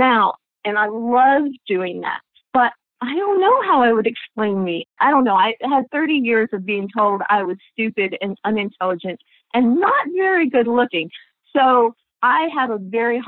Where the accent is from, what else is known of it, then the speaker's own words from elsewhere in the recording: Texas, United States; I'm from Texas.